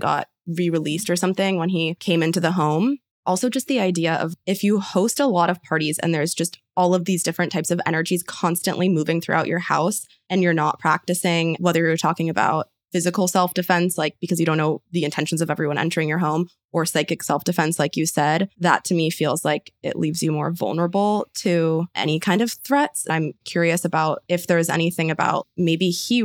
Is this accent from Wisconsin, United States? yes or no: no; San Francisco, California, United States; I am also from San Francisco